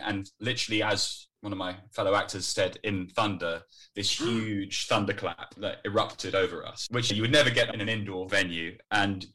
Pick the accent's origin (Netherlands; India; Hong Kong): Netherlands; moved away as an adult; now in United Kingdom; So I grew up in the Netherlands. I was there from when I was 10 to when I was 18.